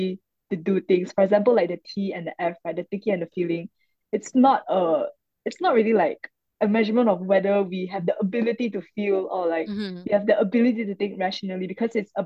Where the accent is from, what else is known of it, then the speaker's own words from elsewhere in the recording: Malaysia; moved away as an adult; now in Singapore; I'm actually Malaysian and I came to Singapore when I was 19 for uni.